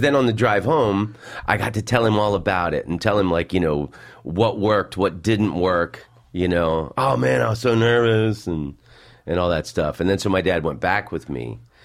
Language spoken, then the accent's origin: English; Washington, District of Columbia, United States; moved away; also born or lived in Florida; I was born in Washington, D C.